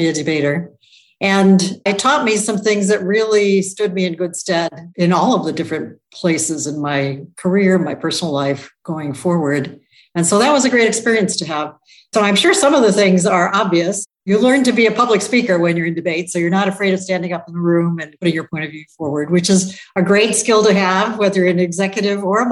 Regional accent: Toledo, Ohio, United States; I grew up in Toledo, Ohio

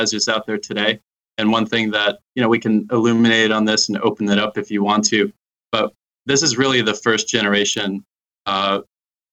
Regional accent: United States; I'm American

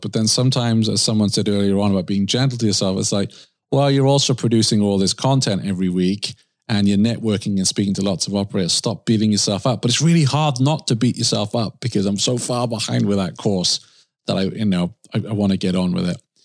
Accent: Swansea, Wales, United Kingdom; moved away; My hometown, Swansea in the U K

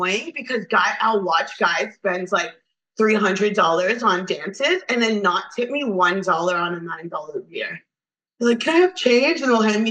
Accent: Toronto, Ontario, Canada; I'm from Toronto

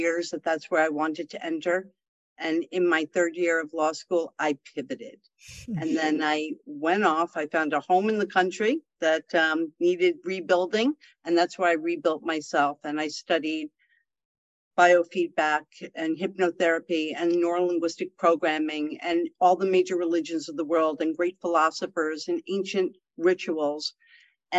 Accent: the Adirondacks, upstate New York, United States; I was raised in the Adirondacks in upstate New York

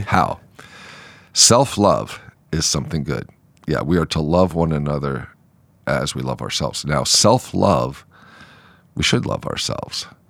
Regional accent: United States; proud to be an American

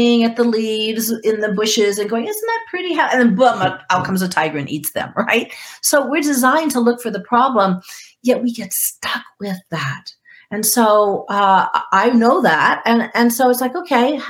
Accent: Guam; moved away; I grew up on Guam

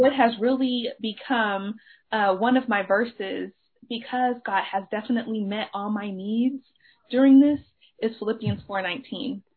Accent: Dallas, Texas, United States; I am a member of Oak Cliff Bible Fellowship. That is where I grew up. I, like I was raised in Oak CBF

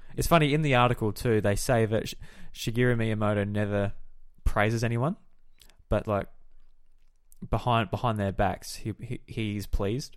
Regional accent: Australia

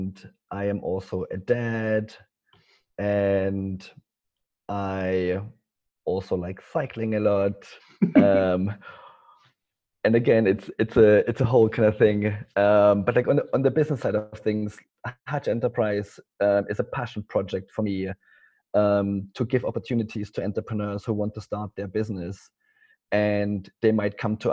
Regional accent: East Germany, Germany; English is a second language; moved away; as you can maybe tell from my accent, I'm not English. I come from Germany, from East Germany.

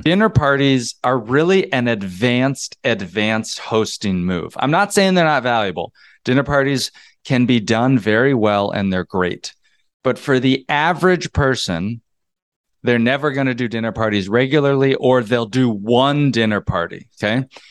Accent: North Georgia, United States; moved away as an adult; also born or lived in North Carolina / New York City; I moved there from North Georgia. I grew up in the South.

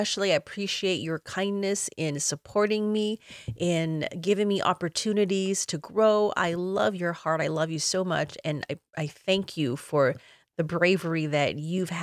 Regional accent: Illinois, United States; I grew up in Illinois in the 1980s

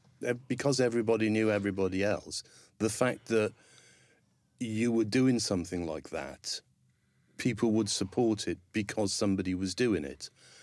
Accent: Newport, Wales, United Kingdom; I'm from Newport in South Wales. Uh-huh. It's the third largest city in Wales, but it's still not very big.

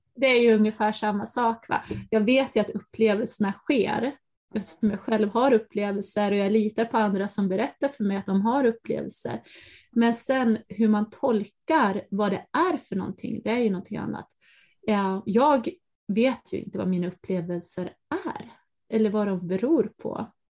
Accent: Dalarna County, Sweden; från skogarna i Dalarna där jag växte upp

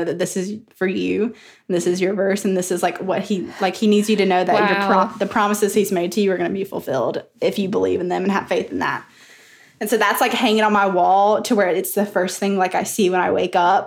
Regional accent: the South, United States; accent: Southern; my Southern accent.

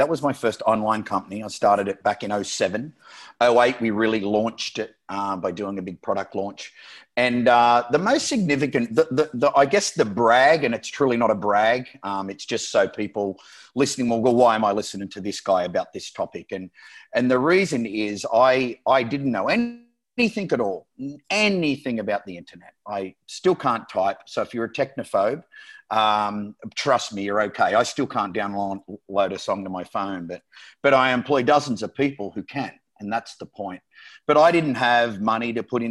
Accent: Australia; moved away; also born or lived in San Diego / Las Vegas / Miami / Barcelona; I'm Australian

